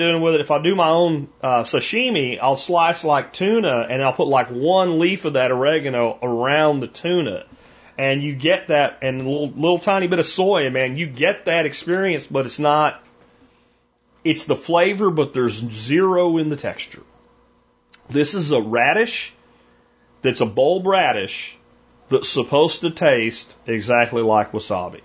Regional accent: Pennsylvania, United States; now in Dallas-Fort Worth, Texas, United States; where I grew up in Pennsylvania

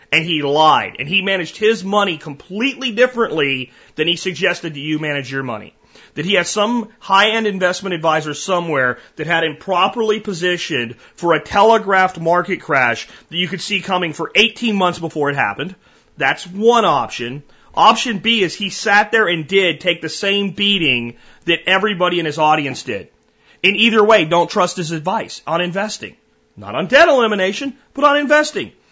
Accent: Pennsylvania, United States; moved away; My home state that I'm from, that I left

